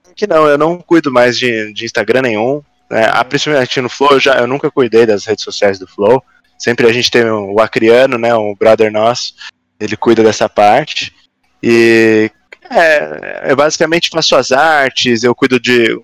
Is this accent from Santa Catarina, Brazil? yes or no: yes; Florianópolis, Santa Catarina, Brazil; moved away as an adult; also born or lived in Ireland; now in São Paulo, Brazil; Eu sou de Floripa. Eu nasci aqui em São Paulo, mas fui novo para Floripa. E aí né? é... a maior parte da vida eu passei lá